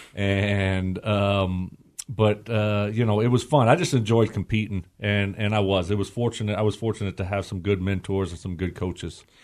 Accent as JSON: {"language": "English", "country": "United States", "tie": "born or raised there"}